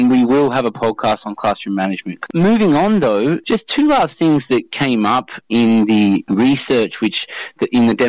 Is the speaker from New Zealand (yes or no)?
no; Australia; I'm from Australia